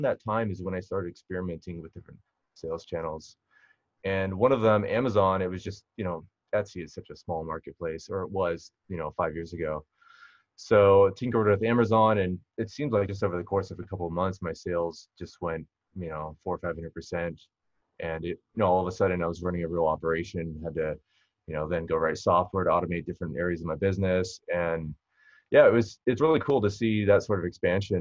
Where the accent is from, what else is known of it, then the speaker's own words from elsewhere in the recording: Huntington Beach, California, United States; I grew up in Southern California, still in Southern California, Huntington Beach, kind of just a local surfer